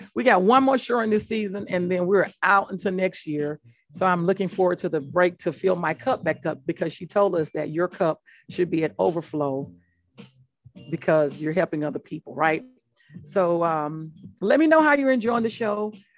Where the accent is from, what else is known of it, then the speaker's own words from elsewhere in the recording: Mississippi, United States; I'm from Mississippi and from being from Mississippi